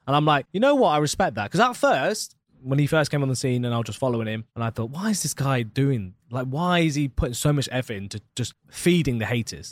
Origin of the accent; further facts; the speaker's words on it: Leicester, East Midlands, United Kingdom; now in Dubai, United Arab Emirates; I'm from Leicester in England, right in the middle of England